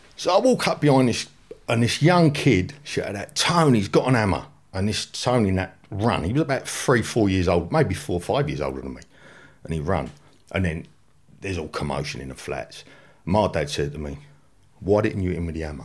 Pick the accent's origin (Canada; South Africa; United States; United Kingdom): United Kingdom; London; I grew up in the flats that overlooked Pentonville Prison